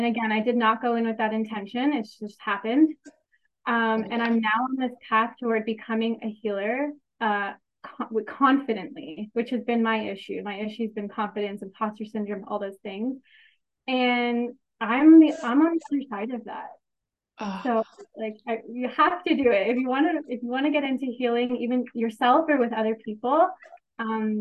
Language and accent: English; Kitchener, Ontario, Canada; I'm from Kitchener, Ontario, Canada